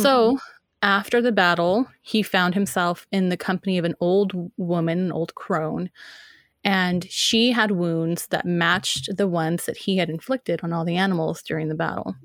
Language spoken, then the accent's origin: English; United States; I'm, I'm an American